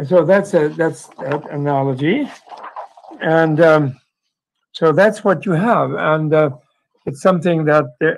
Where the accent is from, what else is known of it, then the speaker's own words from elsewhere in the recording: United States; being American